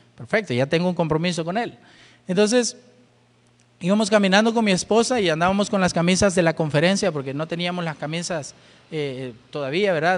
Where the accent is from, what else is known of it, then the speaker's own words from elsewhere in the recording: El Salvador; somos de una iglesia bautista, iglesia bautista Manuel. Y de verdad, ¿y dónde queda esa iglesia? Ah, somos del Salvador